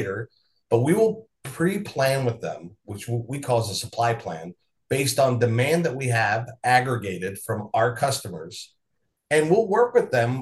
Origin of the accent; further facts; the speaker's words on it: Philadelphia, Pennsylvania, United States; now in Minneapolis, United States; I'm originally from Philadelphia